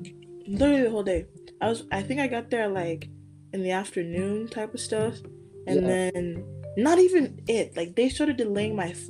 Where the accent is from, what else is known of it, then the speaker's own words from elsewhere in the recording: Omaha, Nebraska, United States; I'm from Omaha, Nebraska. I am 22 years old.